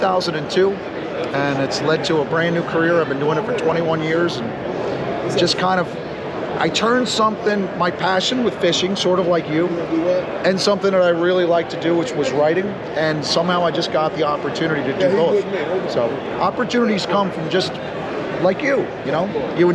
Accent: Long Beach Island, New Jersey, United States; I grew up on Long Beach Island in New Jersey

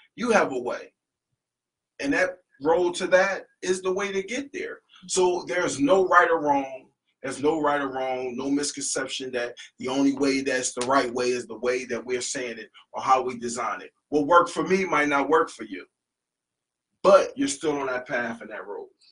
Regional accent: Philadelphia, Pennsylvania, United States; moved away; we're from the East Coast, we're from Philadelphia

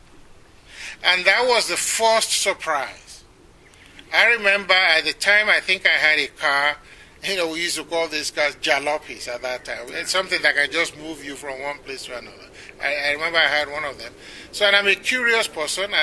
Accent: Nigeria; moved away as an adult; also born or lived in Ibadan; now in United States; as a Nigerian

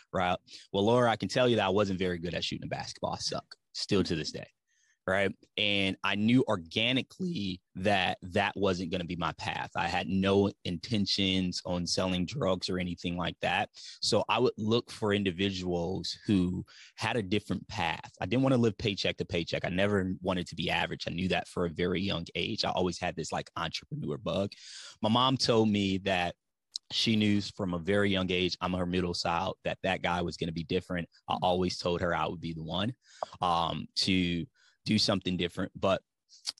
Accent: Ypsilanti, Michigan, United States; now in Tennessee, United States; I'm from Metro Detroit. Ypsilanti, Michigan is the city that I'm actually from

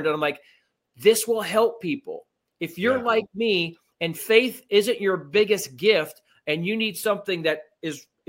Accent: Miami, Florida, United States; I was raised in Miami

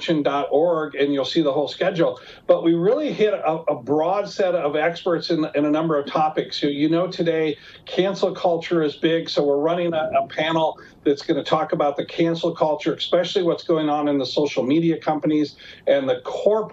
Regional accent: Mount Juliet, Tennessee, United States; also born or lived in Nashville, Tennessee; my hometown of Mount Juliet

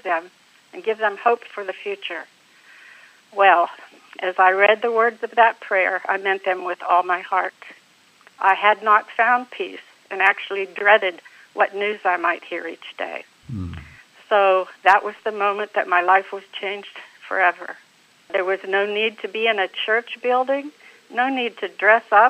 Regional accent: Johnstown, Pennsylvania, United States; moved away as an adult; also born or lived in Lincoln, Nebraska / California / Turkey; now in Florida, United States; I was born in Johnstown, Pennsylvania. I live in Florida now. I married my high school sweetheart

